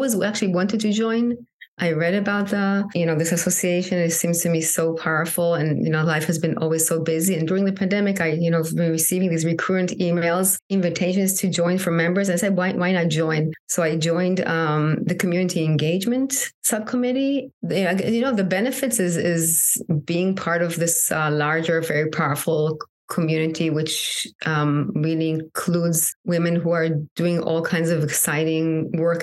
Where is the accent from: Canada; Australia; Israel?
Israel; moved away as an adult; now in United States; I'm originally from Israel. I'm sure that has impacting my identity living in the U.S.